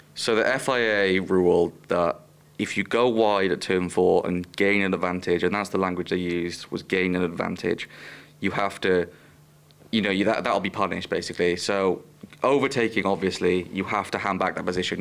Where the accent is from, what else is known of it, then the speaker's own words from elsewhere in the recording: Welsh, Wales, United Kingdom; I'm Welsh